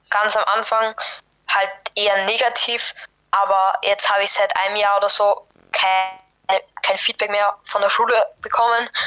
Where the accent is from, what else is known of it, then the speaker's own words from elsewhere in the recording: Vienna, Austria; Ich komme aus Wien, aus Österreich. Eventuell merkt man das auch ein bisschen an meinem Akzent.